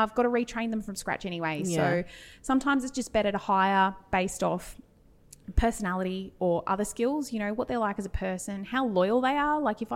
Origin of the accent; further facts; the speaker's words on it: Albury, New South Wales, Australia; I'm from Albury Wodonga